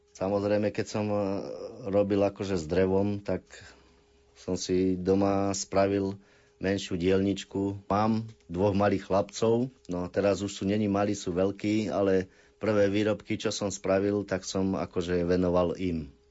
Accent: Pravenec, Trenčín Region, Slovakia; pochádzam z Pravenca

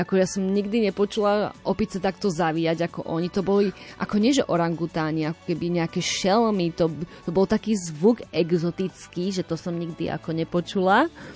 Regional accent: Slovakia; also born or lived in Brno, Czech Republic; som zo Slovenska

